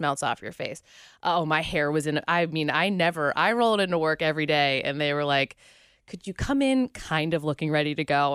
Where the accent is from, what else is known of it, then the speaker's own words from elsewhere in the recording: Pittsburgh, Pennsylvania, United States; moved away as an adult; also born or lived in West Virginia / Nashville / Orlando; now in Cincinnati, United States; I am from Pittsburgh